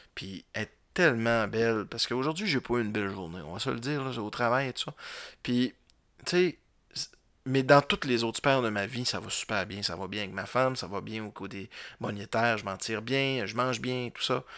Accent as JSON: {"language": "French", "town": "Roberval", "region": "Quebec", "country": "Canada", "said": "je viens de Robertval"}